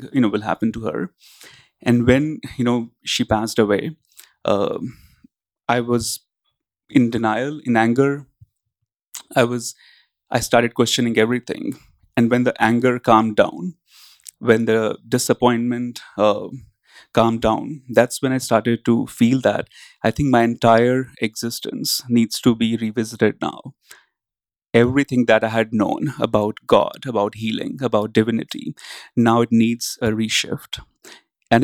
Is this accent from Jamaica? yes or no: no; India; growing up in India among the spiritual teachers